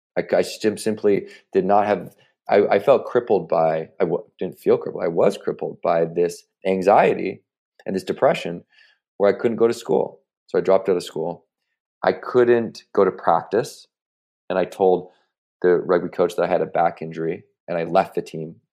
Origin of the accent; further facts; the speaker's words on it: Victoria, British Columbia, Canada; moved away as an adult; now in United States; the University of Victoria. So this is my, you know, my hometown university